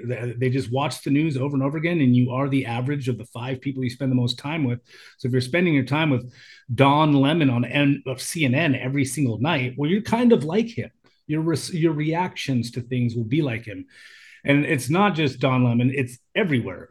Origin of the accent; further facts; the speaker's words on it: United States; moved away as an adult; now in Thailand; when I was young, being an American